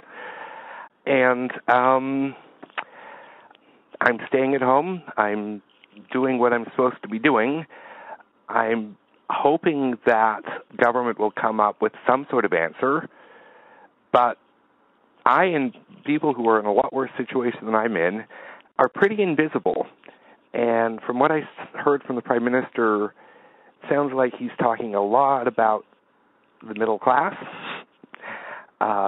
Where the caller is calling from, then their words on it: Verdun, Quebec, Canada; I'm from calling from Verdun, Quebec.